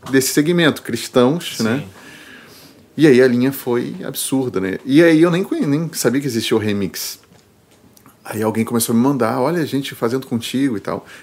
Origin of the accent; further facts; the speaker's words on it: Rio de Janeiro, Brazil; moved away as an adult; also born or lived in São Paulo; now in Porto Alegre, Brazil; Eu sou carioca, é.